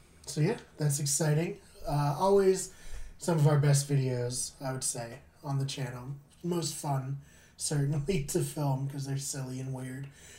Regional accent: Massachusetts, United States; because we're from Massachusetts.

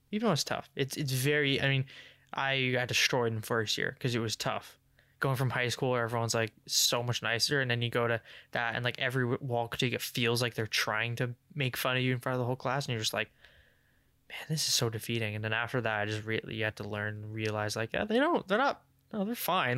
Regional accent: England, United Kingdom; I'm English

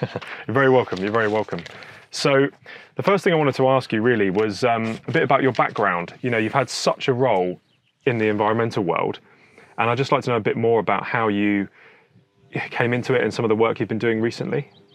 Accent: Hampshire, South East England, United Kingdom; also born or lived in New Forest / Surrey; I'm originally from Hampshire. Grew up around there, lived in the New Forest for a bit.

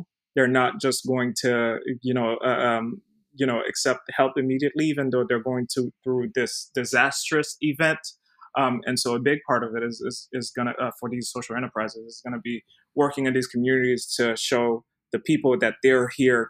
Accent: Haiti; moved away; ever since I was little, growing up in Haiti

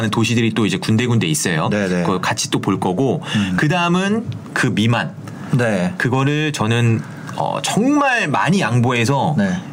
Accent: Gangneung, Gangwon, South Korea; 출신인데 강릉도

